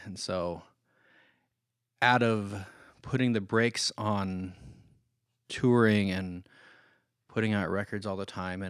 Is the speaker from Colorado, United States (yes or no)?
no; Oregon, United States; So growing up in this Christian environment, I grew up in Oregon, so I'm not talking about anybody in Kansas City.